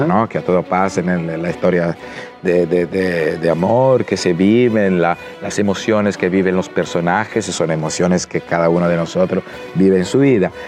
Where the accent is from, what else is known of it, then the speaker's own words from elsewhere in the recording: Italy; now in Chile; yo como italiano